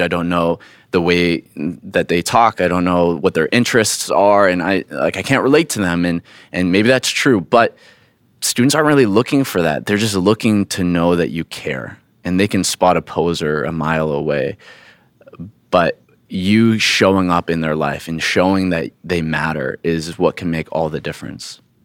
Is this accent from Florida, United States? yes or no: yes; Florida, United States; moved away; I grew up in Florida